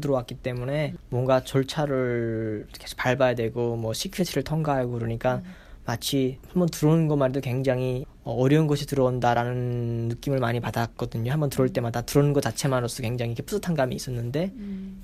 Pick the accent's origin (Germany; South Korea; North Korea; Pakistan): North Korea; now in United States; 나는 내가 북한에서 왔다는 소리 안 했거든요